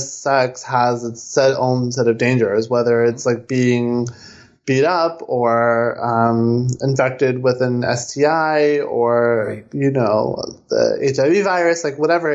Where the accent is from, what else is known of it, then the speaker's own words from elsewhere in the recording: East Coast, United States; I'm from the East Coast